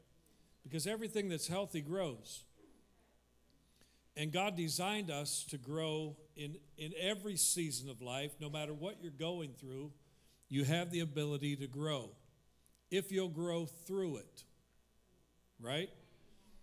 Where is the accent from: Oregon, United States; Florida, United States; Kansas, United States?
Kansas, United States; moved away; I grew up in Kansas